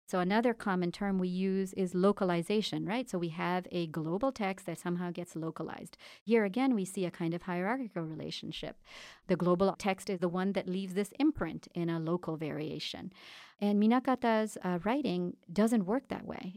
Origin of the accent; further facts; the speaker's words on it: India; moved away; I was born and raised in India.